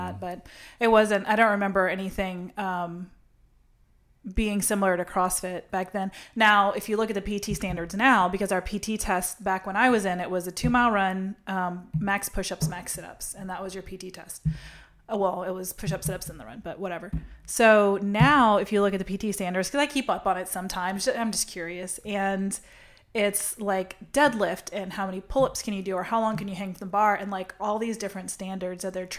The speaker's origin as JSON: {"language": "English", "town": "Lafayette", "region": "Louisiana", "country": "United States", "said": "I'm from Lafayette, Louisiana, which is a really affluent area"}